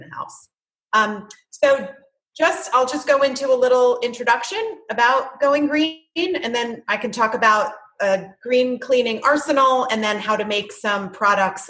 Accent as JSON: {"language": "English", "region": "New Jersey", "country": "United States", "tie": "born or raised there", "moved": "as an adult", "lives_now": "Chapel Hill, United States", "said": "I was born and raised in New Jersey, and we relocated to Chapel Hill, North Carolina"}